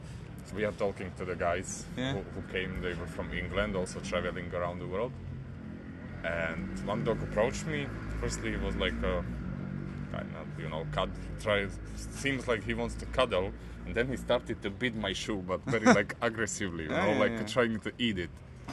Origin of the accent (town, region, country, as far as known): Slovakia